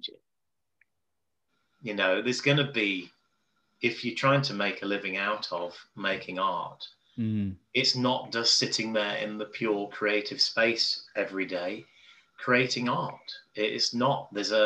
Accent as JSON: {"language": "English", "area": "Nottingham, Derby, South Derbyshire", "region": "East Midlands", "country": "United Kingdom", "said": "where I come from, like Nottingham, Derby, South Derbyshire"}